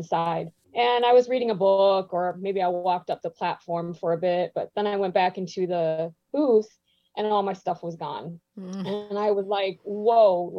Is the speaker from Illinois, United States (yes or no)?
yes; Chicago, Illinois, United States; I was from Chicago